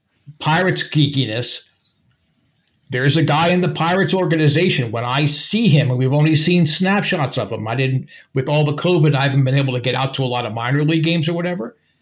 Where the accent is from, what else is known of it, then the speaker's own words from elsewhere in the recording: New Jersey, United States; I'm from New Jersey, so we have two ways to communicate with our hands.